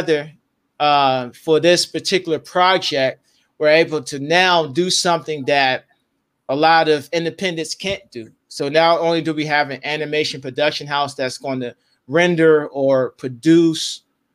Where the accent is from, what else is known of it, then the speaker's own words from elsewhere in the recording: Washington, District of Columbia, United States; I was from Washington D.C.